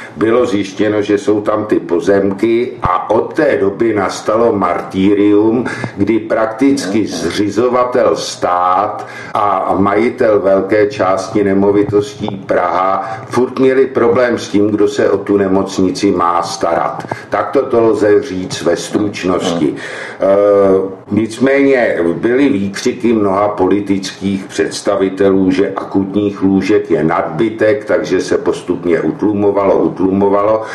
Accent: Prague, Czechia; Já jsem z Prahy devět, žiju na ní, vyrost jsem na ní

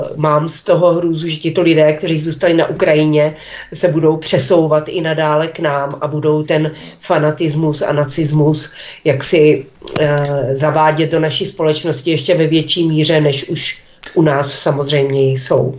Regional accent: Olomouc, Olomouc Region, Czechia; u nás v Olomouci

